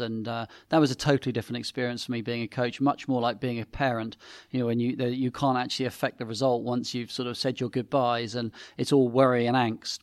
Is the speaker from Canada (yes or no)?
no; Sevenoaks, South East England, United Kingdom; also born or lived in Paris; I grew up in Seven Oaks in Kent, near a little gravel pit.